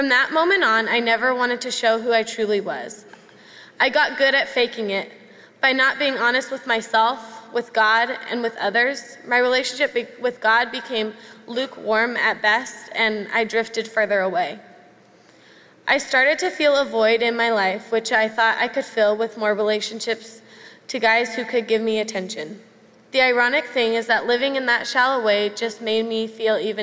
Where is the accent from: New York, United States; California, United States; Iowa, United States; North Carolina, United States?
California, United States; Camarillo; now in Mission Viejo, United States; As a child, I grew up here in Saddleback Valley. Then right before I started kindergarten, my family and I left Mission Viejo and headed up north to a town called Camarillo